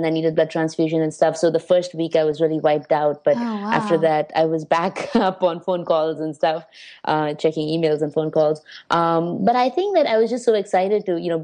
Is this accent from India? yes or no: yes; India; now in New York, United States; being Indian